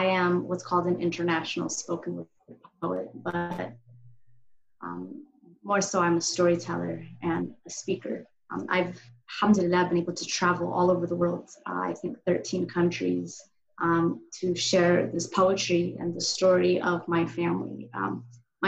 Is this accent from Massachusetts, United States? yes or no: no; Denver, Colorado, United States; moved away as an adult; now in Houston, United States; I grew up in Denver, Colorado, by the mountains